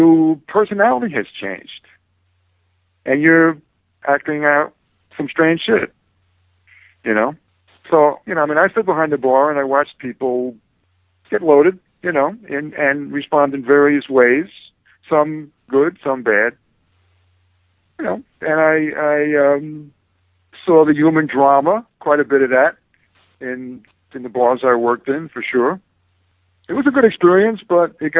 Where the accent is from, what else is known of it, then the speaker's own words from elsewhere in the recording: New York City, New York, United States; also born or lived in Bronx / Brooklyn; living in New York and growing up in New York, the paranoia, street paranoia